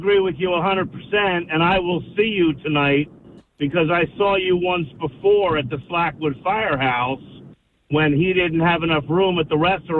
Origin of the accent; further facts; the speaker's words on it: New Jersey, United States; also born or lived in Chambersburg / Hamilton Township; I grew up in the area